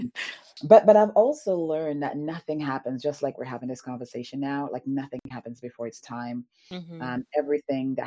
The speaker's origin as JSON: {"language": "English", "country": "St. Lucia", "tie": "born or raised there", "moved": "yes", "said": "I grew up in the Caribbean in St. Lucia, in a tiny village called Bus Labawi."}